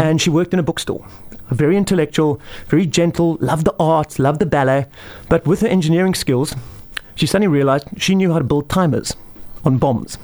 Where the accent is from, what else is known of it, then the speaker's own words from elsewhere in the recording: Somerset West, Western Cape, South Africa; now in Pringle Bay, South Africa; I was originally from Somerset West